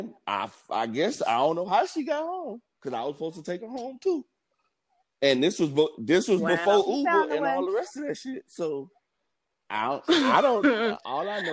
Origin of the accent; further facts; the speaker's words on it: Miami, Florida, United States; I'm from Miami, so it came with an attitude.